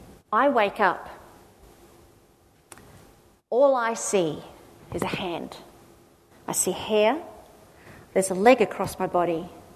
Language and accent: English; Australia; I went, "Oh, God, it's, being Australian is fabulous." Except we don't say Australian, we say strong.